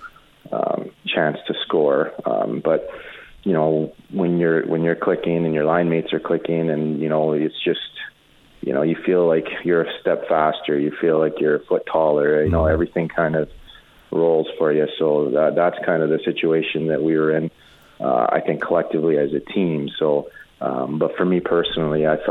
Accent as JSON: {"language": "English", "town": "Edmonton", "region": "Alberta", "country": "Canada", "tie": "born or raised there", "said": "being from Edmonton, playing in front of my hometown"}